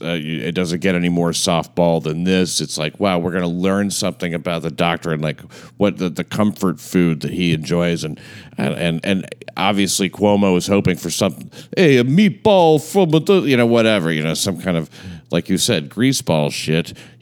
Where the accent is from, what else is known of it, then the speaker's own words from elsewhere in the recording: New York City, New York, United States; I grew up in the Bensonhurst section of Brooklyn.